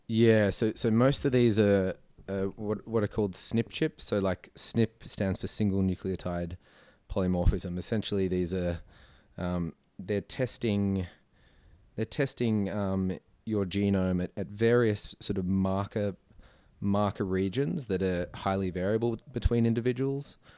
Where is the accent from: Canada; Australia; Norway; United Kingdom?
Australia; Blue Mountains, New South Wales; also born or lived in Sydney; I sort of did did most of my growing up as a kid out in the Blue Mountains